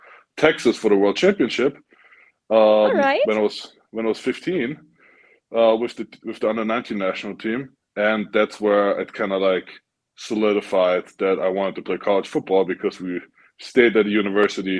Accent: Vienna, Austria; even though I was from Vienna

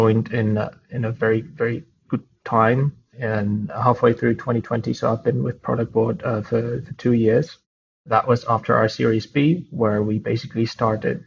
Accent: Prague, Czechia; moved away as an adult; now in Canada; I'm Czech. I was born in Prague, but I've been in Canada for the past couple of months.

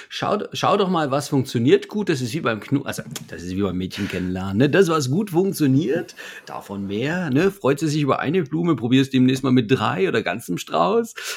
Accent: Leipzig, Saxony, Germany; ich komme ja aus Leipzig

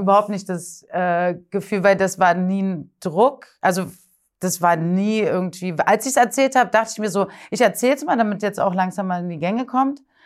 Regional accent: Berlin, Germany; Und ich bin nämlich in Berlin geboren und aufgewachsen.

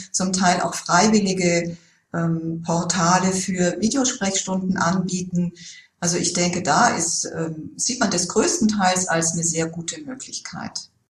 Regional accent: Germany; bei uns in Deutschland

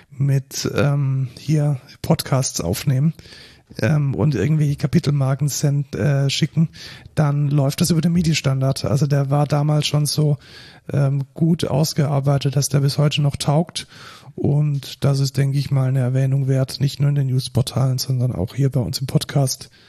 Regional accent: Neckarsulm, Baden-Württemberg, Germany; moved away

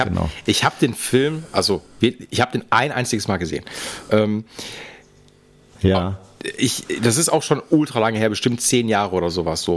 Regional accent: Essen, North Rhine-Westphalia, Germany; ich komme aus dem Norden

